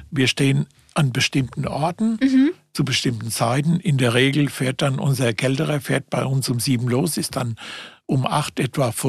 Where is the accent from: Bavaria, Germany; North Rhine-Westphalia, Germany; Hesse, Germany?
Hesse, Germany; Bergen-Enkheim; Ich bin kein richtiger Frankfurter, ich bin Bergen-Enker mehr.